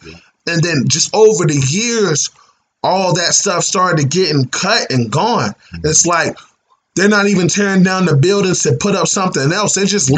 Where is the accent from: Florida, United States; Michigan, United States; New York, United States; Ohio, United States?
Ohio, United States; Dayton; hey, I'm from Dayton. You know what I'm saying?